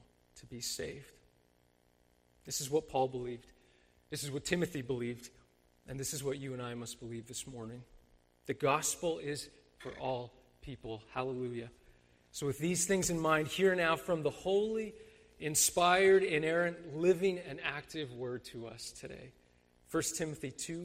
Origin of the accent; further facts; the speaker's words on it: Mississauga, Ontario, Canada; I grew up in Mississauga